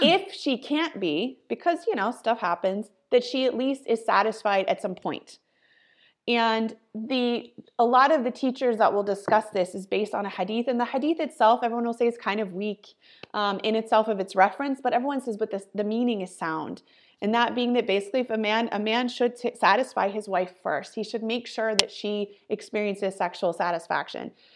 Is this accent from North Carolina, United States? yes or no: no; Ohio, United States; now in California, United States; I am born and raised in Ohio, so I'm a Midwest girl and living in California